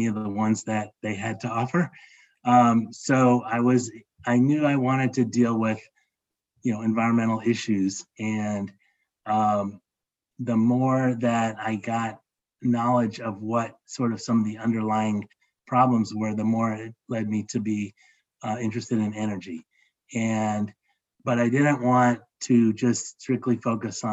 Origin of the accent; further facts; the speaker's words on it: Los Angeles, California, United States; now in Atlanta, United States; I grew up in Los Angeles in the 1960s and early 70s.